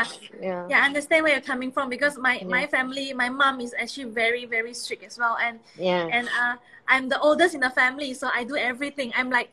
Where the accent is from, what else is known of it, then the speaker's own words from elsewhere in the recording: Kuching, Sarawak, Malaysia; now in Kuala Lumpur, Malaysia; I'm from Kuching. So from five I've been able to travel back. I mean travel out from Kuching to KL myself and build a life here until today.